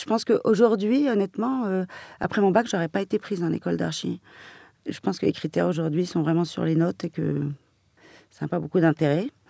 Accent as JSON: {"language": "French", "town": "Paris", "region": "Île-de-France", "country": "France", "tie": "born or raised there", "said": "je suis parisienne depuis toujours. Euh, ma jeunesse était celle d'une parisienne"}